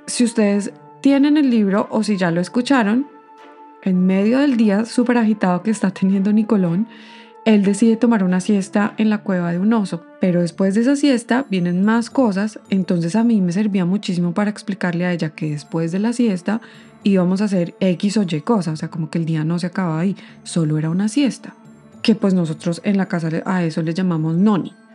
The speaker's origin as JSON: {"language": "Spanish", "country": "Colombia", "moved": "yes", "lives_now": "Canada", "said": "yo soy colombiana"}